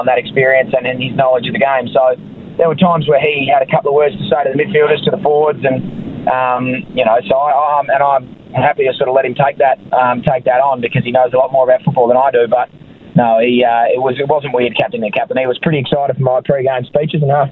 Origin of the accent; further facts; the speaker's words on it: Melbourne, Victoria, Australia; moved away as an adult; also born or lived in Adelaide, Australia; now in Perth, Australia; I was born in Adelaide, lived there for a year and a bit, and then was for my living memory of being in Melbourne.